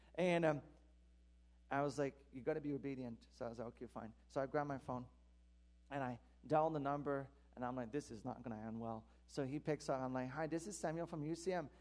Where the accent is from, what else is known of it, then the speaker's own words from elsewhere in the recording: Quebec, Canada; moved away; I'm from Quebec originally, so that my mom still lives there. Most of my family do.